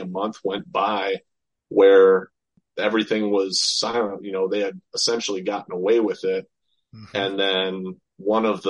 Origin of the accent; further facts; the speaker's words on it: Beloit, Wisconsin, United States; I grew up in Beloit, Wisconsin